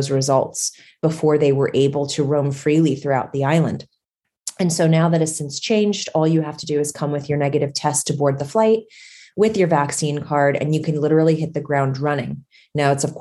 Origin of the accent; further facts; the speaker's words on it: United States; as an American traveler